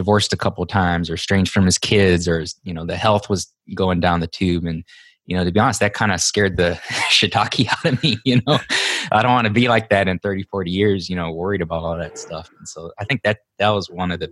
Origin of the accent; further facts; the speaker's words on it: Hawaii, United States; moved away as an adult; now in Texas, United States; I'm originally from Hawaii. I was born and raised there.